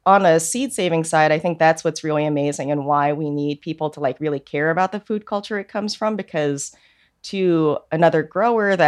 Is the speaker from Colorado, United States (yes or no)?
no; New York, United States; also born or lived in South Korea; I was born in Korea, and then I was adopted to an Irish Catholic family in New York when I was an infant